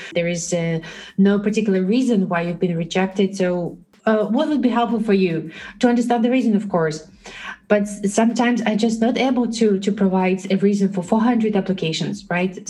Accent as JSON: {"language": "English", "country": "Belarus", "moved": "as an adult", "lives_now": "Netherlands", "said": "I'm originally from Belarus, and uh, for the last seven years, I live in the Netherlands"}